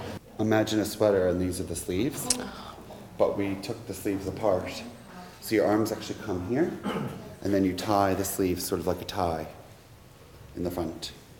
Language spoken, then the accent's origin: English; New York, United States; From New York.